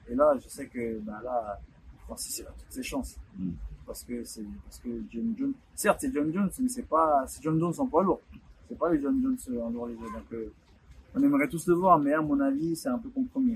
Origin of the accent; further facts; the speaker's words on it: Douala, Littoral, Cameroon; Chez moi, à Douala